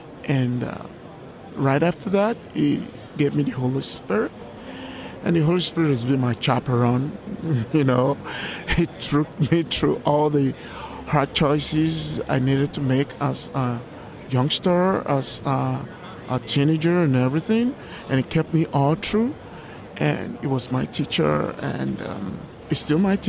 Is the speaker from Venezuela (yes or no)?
no; Lagos, Nigeria; moved away; And I was born in Lagos, Nigeria, some 57 years ago.